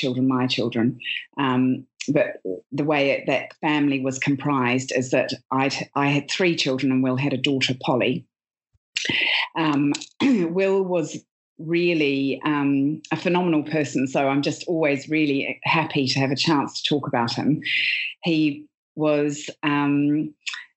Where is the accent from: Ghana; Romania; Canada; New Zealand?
New Zealand; moved away as an adult; now in United Kingdom; I'm originally from New Zealand, and I was a journalist, a radio journalist, and worked in television and print. I've been living in the UK